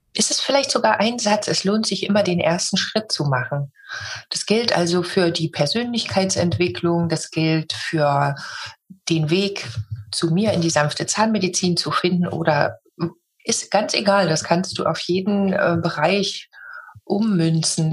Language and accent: German; Germany; Ich bin in Deutschland geboren